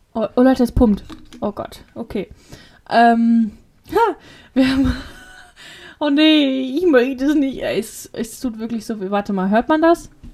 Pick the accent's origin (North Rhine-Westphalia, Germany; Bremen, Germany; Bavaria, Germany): North Rhine-Westphalia, Germany; Witten; bei uns in Witten